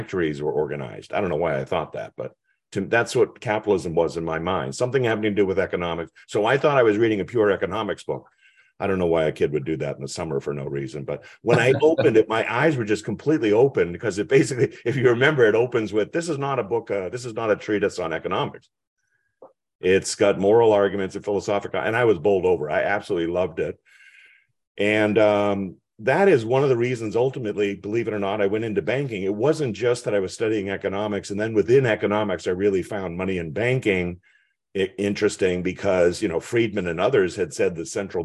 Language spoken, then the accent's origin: English; Hamilton, Massachusetts, United States; I grew up in Hamilton, Massachusetts, which was named after Alexander Hamilton